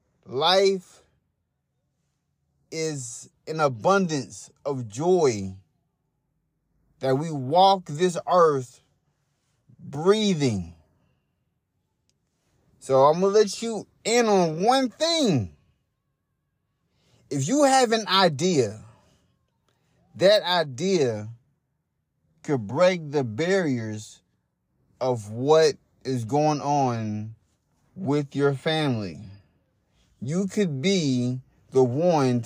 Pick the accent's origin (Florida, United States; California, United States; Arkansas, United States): Arkansas, United States; Hot Springs; now in Louisville, United States; I moved from Hot Springs, Arkansas. That's my hometown. I live in Louisville, Kentucky